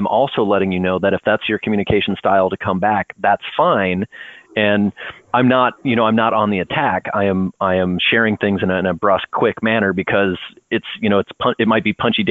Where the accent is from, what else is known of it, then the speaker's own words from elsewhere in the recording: Northwest Ohio, United States; also born or lived in Wyoming; now in San Diego, United States; I'm originally from Northwest Ohio. I lived for 5 years in Wyoming